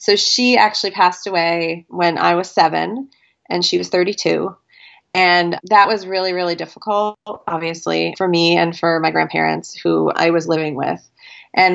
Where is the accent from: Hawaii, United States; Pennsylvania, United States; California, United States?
Pennsylvania, United States; also born or lived in New Jersey; now in Indianapolis, United States; I am originally from New Jersey, and I was born there and lived there till I was about five, and then I moved to Pennsylvania. I live in Indiana right now, and just outside Indianapolis.